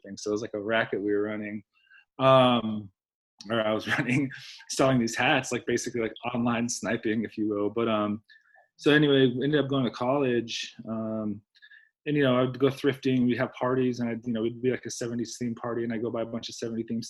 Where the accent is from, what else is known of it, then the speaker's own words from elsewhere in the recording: Fillmore, California, United States; I grew up in Fillmore, California, which is like Ventura County